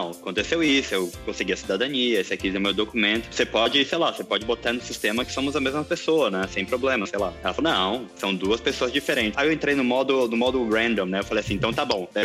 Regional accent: Portugal; eu, como sou português, eu tenho que casar primeiro em Portugal.

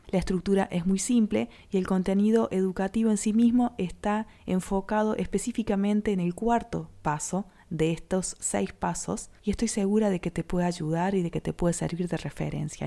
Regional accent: Córdoba, Argentina; traductora emprendedora de Córdoba Capital Argentina

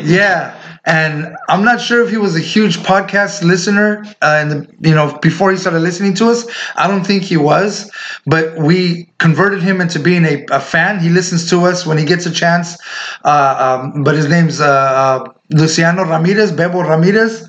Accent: Indio, California, United States; the street we grew up on in Indio, in the city we were born and raised

